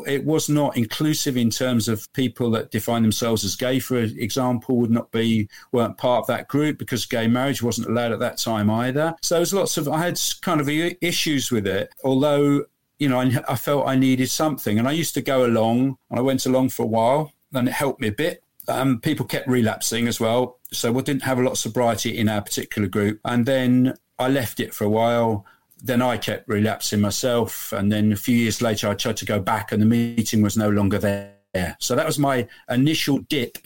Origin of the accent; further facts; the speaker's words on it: Bristol, South West England, United Kingdom; my hometown in Bristol in the UK